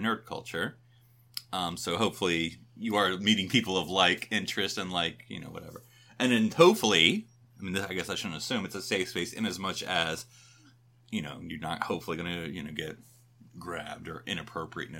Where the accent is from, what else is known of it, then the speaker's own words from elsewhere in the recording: Fayetteville, North Carolina, United States; moved away; I'm from Fayetteville, North Carolina, so we tend to go back there